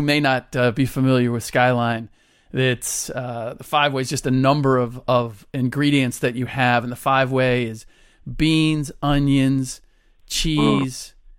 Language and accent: English; Cincinnati, Ohio, United States; now in Bay Area, United States; I was born and raised in Cincinnati, grew up in Clifton, which is just in the shadow of the University of Cincinnati.